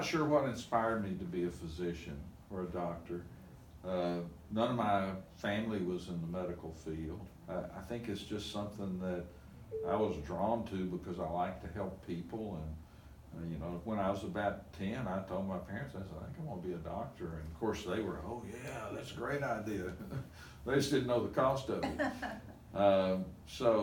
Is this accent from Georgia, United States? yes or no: no; Nashville, Tennessee, United States; fourth grade to 12th grade, I spent in Donelson